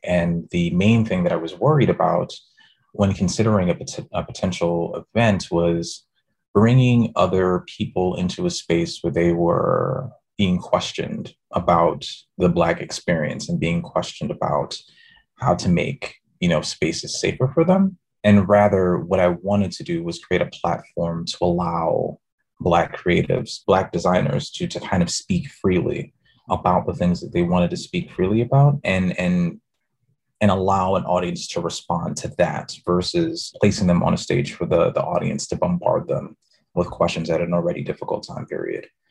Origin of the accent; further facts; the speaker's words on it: New York City, New York, United States; moved away as an adult; also born or lived in Brooklyn, New York / Texas; Born in Brooklyn, raised in the Bronx the co op city section to be specific